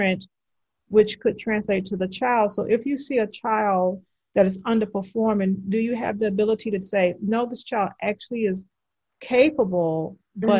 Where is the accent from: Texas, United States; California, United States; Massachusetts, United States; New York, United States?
Texas, United States; Houston; I grew up in Houston